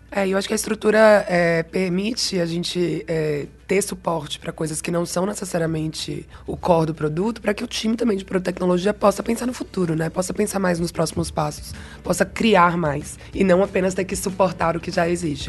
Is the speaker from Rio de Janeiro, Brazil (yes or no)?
no; Bahia, Brazil; accent: Bahian; moved away; Se o meu sotaque não entregou ainda, eu sou baiana, na verdade, então eu sou formada em comunicação pela Universidade Federal da Bahia